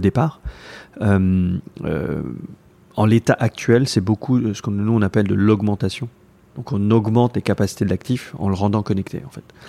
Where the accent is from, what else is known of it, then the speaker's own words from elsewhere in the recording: Paris, Île-de-France, France; moved away as an adult; now in Taipei, Taiwan; je suis né à Paris